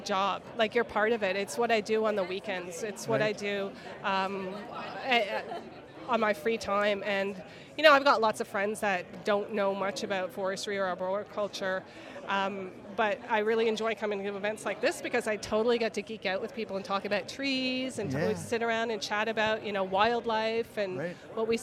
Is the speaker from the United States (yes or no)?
no; Ottawa, Ontario, Canada; also born or lived in British Columbia; I grew up in Ottawa, born and raised, but I did move out west for about 10 years.